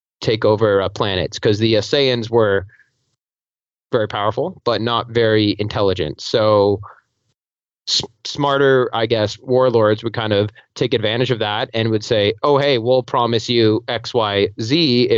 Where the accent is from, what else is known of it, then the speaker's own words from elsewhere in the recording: Toronto, Ontario, Canada; I'm from Toronto, Canada